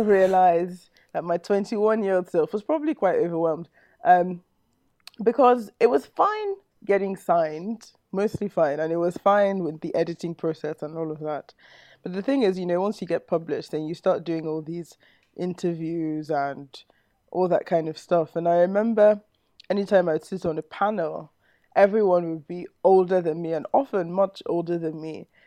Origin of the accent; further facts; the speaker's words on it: Nigeria; just a Nigerian